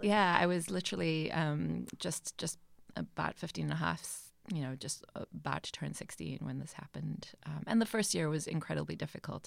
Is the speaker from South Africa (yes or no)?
yes; Johannesburg, Gauteng, South Africa; also born or lived in rural Eastern Cape, South Africa; now in Cape Cod, United States; moved to Johannesburg, um, where my father taught at another university there